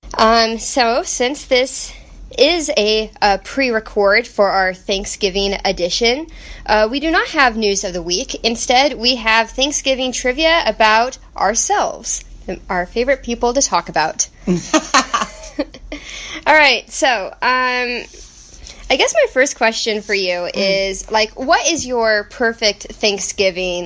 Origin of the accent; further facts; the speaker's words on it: Texas, United States; we are from Texas